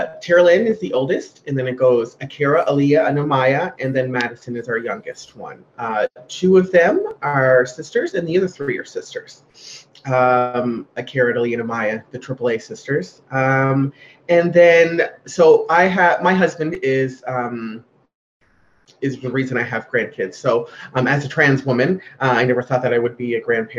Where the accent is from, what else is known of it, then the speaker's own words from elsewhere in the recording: Glace Bay, Nova Scotia, Canada; I'm from Glace Bay.